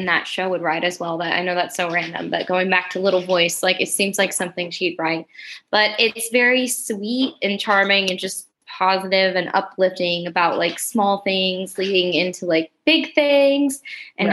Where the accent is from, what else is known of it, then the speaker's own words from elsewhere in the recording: Kentucky, United States; I'm from Kentucky